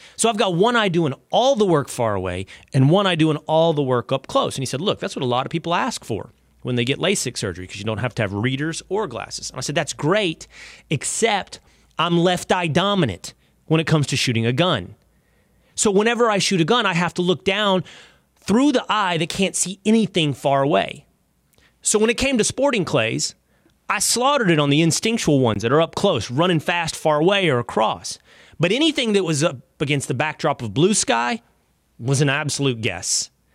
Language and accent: English; Texas, United States; my home state of Texas